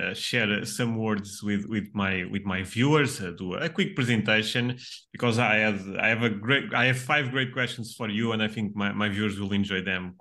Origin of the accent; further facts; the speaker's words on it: Portugal; English is a second language; we are both from Portugal.